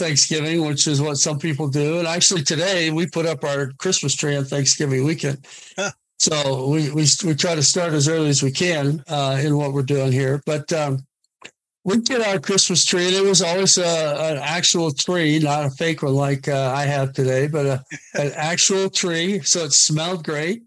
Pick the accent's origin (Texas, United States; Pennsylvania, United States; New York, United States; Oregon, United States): Oregon, United States; I grew up in Oregon.